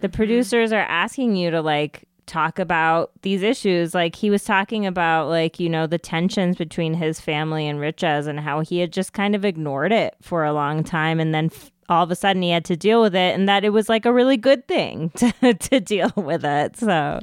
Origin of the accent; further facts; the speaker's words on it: United States; an Indian American